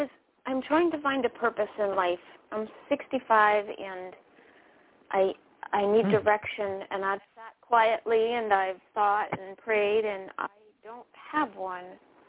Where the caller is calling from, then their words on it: Connecticut, United States; I'm calling from Connecticut.